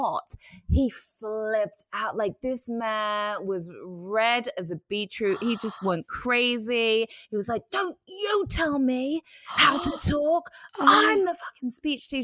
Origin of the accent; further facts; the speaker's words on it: Yorkshire and the Humber, United Kingdom; I'm a Yorkshire lass